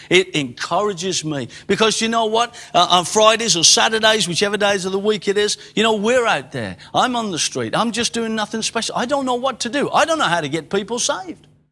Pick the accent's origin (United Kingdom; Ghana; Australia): United Kingdom; England; I am an Englishman in England.